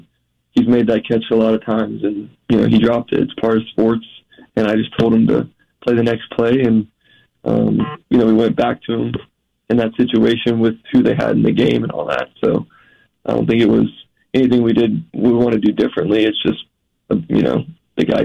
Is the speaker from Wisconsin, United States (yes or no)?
no; Jacksonville, Florida, United States; I'm from Jacksonville and watched the Jags growing up and went to games